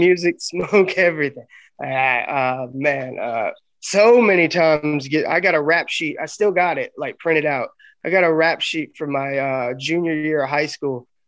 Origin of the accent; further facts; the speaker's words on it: Arkansas, United States; moved away; also born or lived in Memphis, Tennessee; I'm from Arkansas originally, and I, I love Arkansas. Got my roots there. I started wrestling there